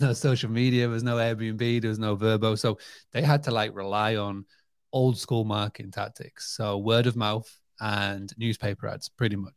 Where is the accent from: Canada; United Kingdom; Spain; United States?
United Kingdom; Scarborough, Yorkshire and the Humber; my hometown of Scarborough has got this magnetic pull. Even now, where we live in the U K, we're only about an hour away